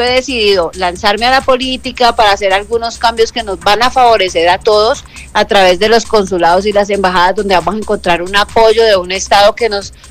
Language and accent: Spanish; Valle del Cauca, Colombia; moved away as an adult; also born or lived in Caribbean coast of Colombia / Bogotá; now in New York, United States; padre extranjero pero madre colombiana. Soy nacida en la costa atlántica, me crié en el Valle del Cauca, viví muchos años en Bogotá, conozco mi país de arriba abajo